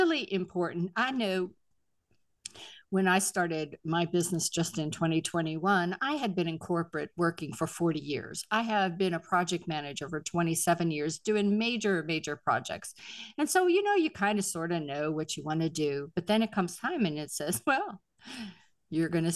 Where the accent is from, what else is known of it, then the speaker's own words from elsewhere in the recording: Pittsburgh, Pennsylvania, United States; moved away; I'm originally from Pittsburgh